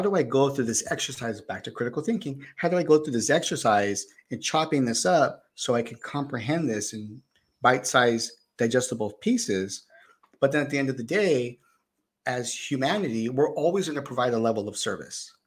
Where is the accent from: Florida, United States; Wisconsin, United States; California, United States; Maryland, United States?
California, United States; Bay Area; moved away; I came from the Bay Area also. So as a kid growing up, we learned programming